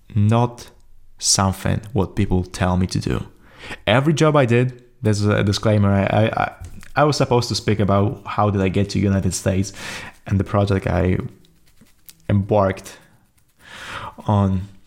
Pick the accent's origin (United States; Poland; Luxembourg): Poland; English is a second language; I'm from Poland, so I don't speak, uh, as fluently English as I thought I will be.